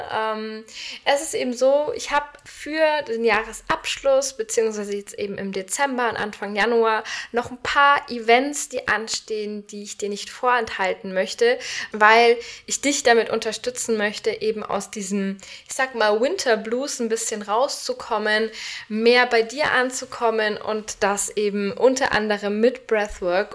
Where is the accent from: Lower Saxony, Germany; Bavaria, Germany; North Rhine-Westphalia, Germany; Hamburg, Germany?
Bavaria, Germany; Nuremberg; in meiner Heimat in Nürnberg